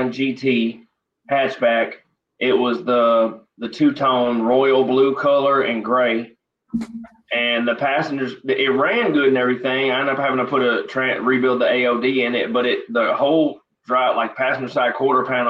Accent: Memphis, Tennessee, United States; also born or lived in Indiana; once I moved away from Indiana when I was about 8 years old and I moved to Memphis

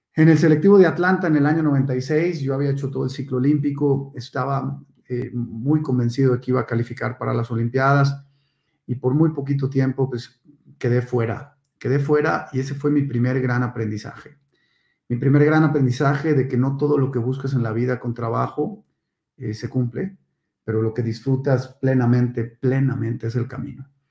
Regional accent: Monterrey, Nuevo León, Mexico; born or raised there; also born or lived in Mexico City

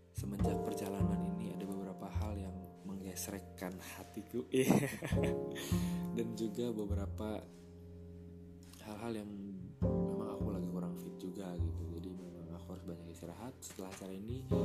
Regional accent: Purwakarta, West Java, Indonesia; moved away as an adult; now in Jakarta, Indonesia; aku lahir di Purwakarta, aku besar di sana

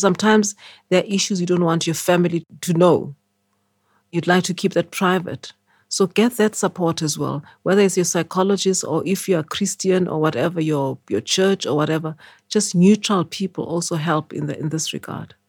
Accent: Eswatini; moved away as an adult; also born or lived in Sophiatown, Johannesburg, South Africa / United Kingdom; now in South Africa; my parents went to stay in Swaziland. And then I grew up in Swaziland

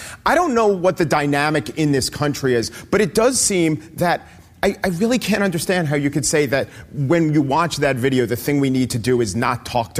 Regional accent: New York City, New York, United States; I'm a New Yorker.

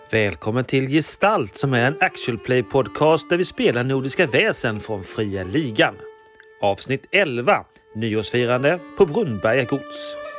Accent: Halland County, Sweden; also born or lived in Bohuslän; jag är ju en, eh, glad hallänning som, eh, bland, eh, i veckorna befinner mig uppe i Bohuslän

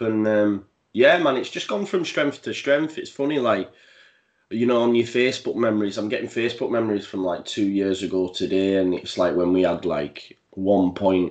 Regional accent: Halifax, Yorkshire and the Humber, United Kingdom; as a young lad growing up, I grew up in Halifax, which isn't too far from Leeds

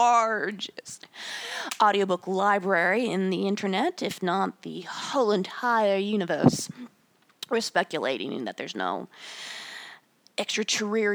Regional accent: United States; I am an American of European descent, predominantly from Germany

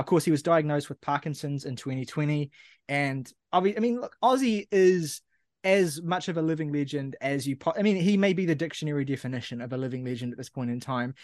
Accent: New Zealand; I'm Kiwi

